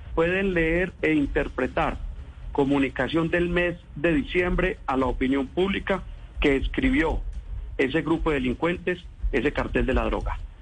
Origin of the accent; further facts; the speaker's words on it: Colombia; nosotros como gobierno colombiano